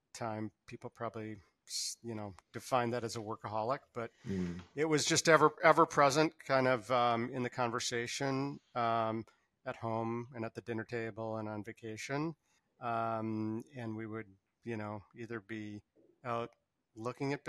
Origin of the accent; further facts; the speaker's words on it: Upper Midwest, United States; I grew up in a, you know, pretty typical suburban Midwest home, coming from a Jewish family in the upper Midwest